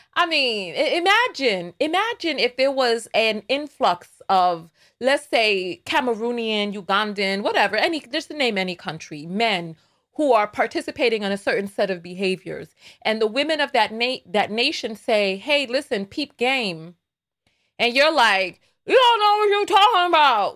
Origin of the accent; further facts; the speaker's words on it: New York, United States; accent: New York; My New York is so strong today because I'm not I'm not in video making mode yet. I have to calm myself to to to, to dampen my accent